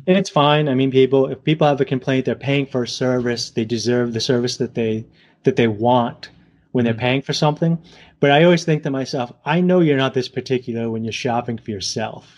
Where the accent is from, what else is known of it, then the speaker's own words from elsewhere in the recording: Southern Massachusetts, Rhode Island, New England, United States; accent: New England; from New England area, Southern Mass, Rhode Island